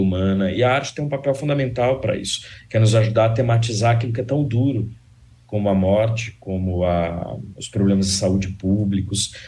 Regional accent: Brazil; me tocou como escritor, como sociólogo, como brasileiro

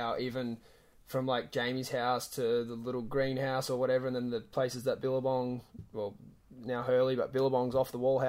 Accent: Australia; And yes, I am your Australian counterpart

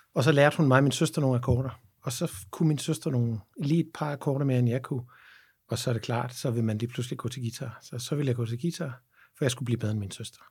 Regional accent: Havnbjerg, Southern Denmark, Denmark; og så er jeg opvokset i Havnberg på, på Als

